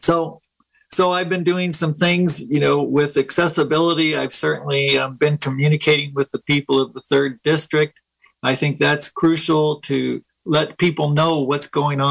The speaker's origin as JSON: {"language": "English", "town": "Willits", "region": "California", "country": "United States", "tie": "born or raised there", "also_born_or_lived": "Guatemala", "said": "I was raised in Willits. Went to Willits Public Schools"}